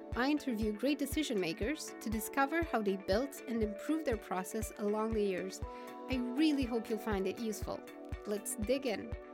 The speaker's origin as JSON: {"language": "English", "country": "Romania", "said": "we're both from Romania"}